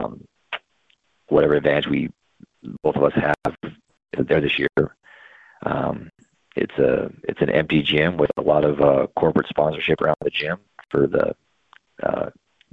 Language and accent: English; Kalispell, Montana, United States; I grew up in Kalispell